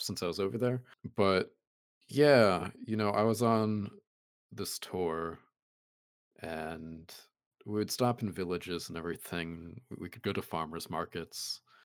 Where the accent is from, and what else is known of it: United States